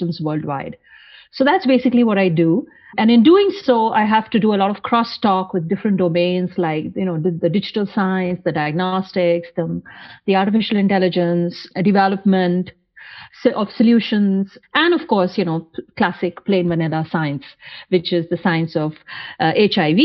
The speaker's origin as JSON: {"language": "English", "region": "North India", "country": "India", "tie": "born or raised there", "moved": "as an adult", "lives_now": "United States", "said": "when I was in my home country, India"}